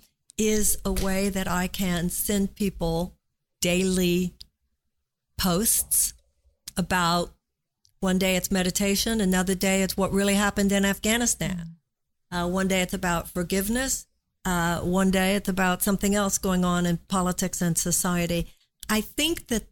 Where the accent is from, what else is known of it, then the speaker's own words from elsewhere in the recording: United States; us as American women